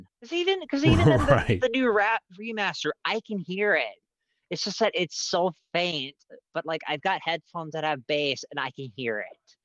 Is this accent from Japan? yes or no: no; Minnesota, United States; I'm from Minnesota